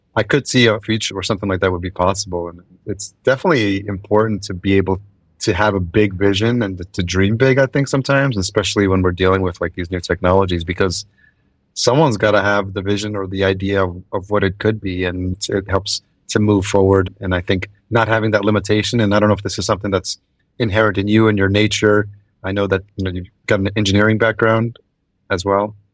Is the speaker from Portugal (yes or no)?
no; Yonkers, New York, United States; moved away as an adult; now in Minneapolis, United States; I grew up in Yonkers, so I'm very familiar, and I've lived in New York City, Brooklyn, and Lower East Side